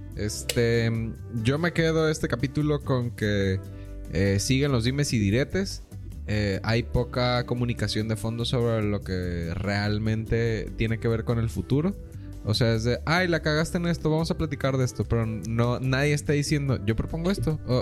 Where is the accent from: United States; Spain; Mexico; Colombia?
Mexico; como mexicanos